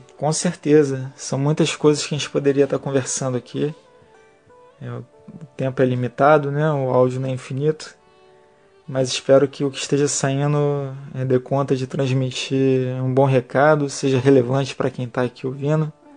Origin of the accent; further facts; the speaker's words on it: Rio de Janeiro, Brazil; nascido e criado na Ilha do Governador, zona norte do Rio de Janeiro